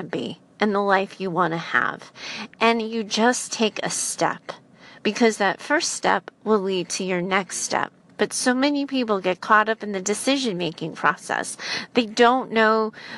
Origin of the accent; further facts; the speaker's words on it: United States; I'm an American in the United States